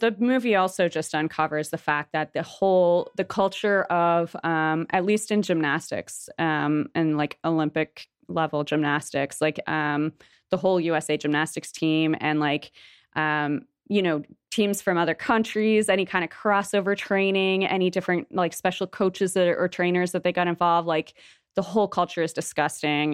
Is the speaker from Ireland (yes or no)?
no; Toronto, Ontario, Canada; moved away as an adult; now in Montreal, Canada; I'm, like, mostly from Toronto. I lived in Toronto for most of my life